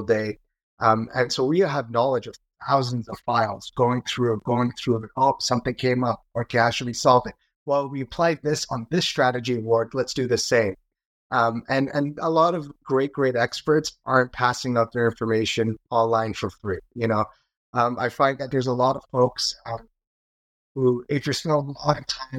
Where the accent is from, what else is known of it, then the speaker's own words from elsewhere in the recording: Canada; as a Canadian